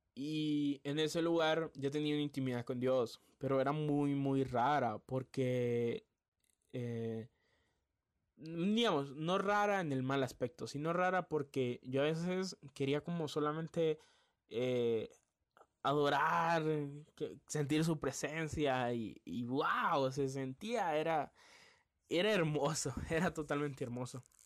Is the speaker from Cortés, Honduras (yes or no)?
no; Tegucigalpa, Francisco Morazán, Honduras; also born or lived in San Pedro Sula; yo me vine para aquí a Tegucigalpa, la capital. Aquí es donde yo nací, aquí es donde siempre he vivido